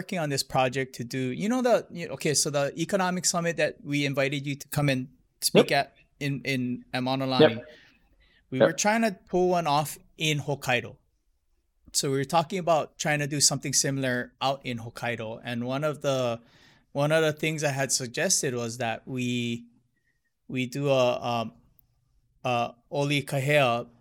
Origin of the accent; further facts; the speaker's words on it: Hilo, Hawaii, United States; moved away; also born or lived in Honolulu; I grew up in Hilo, but I grew up more Japanese